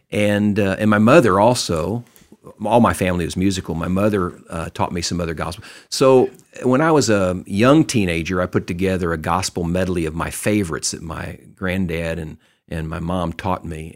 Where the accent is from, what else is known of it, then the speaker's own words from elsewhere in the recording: Texas, United States; I grew up in Texas.